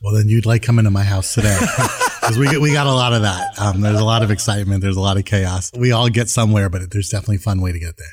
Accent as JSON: {"language": "English", "town": "Camarillo", "region": "California", "country": "United States", "tie": "born or raised there", "also_born_or_lived": "San Fernando Valley", "said": "I grew up in Southern California, like, you know, Camarillo actually is where I went to high school, San Fernando Valley"}